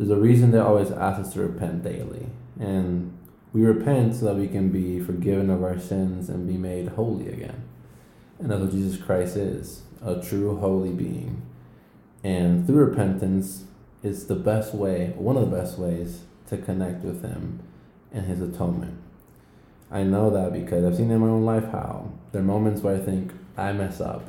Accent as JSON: {"language": "English", "town": "Houston", "region": "Texas", "country": "United States", "said": "I'm from Houston, Texas"}